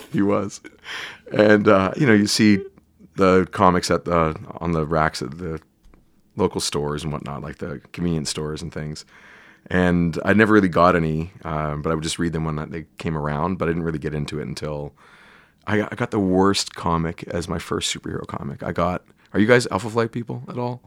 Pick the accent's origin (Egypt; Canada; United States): Canada; I'm Canadian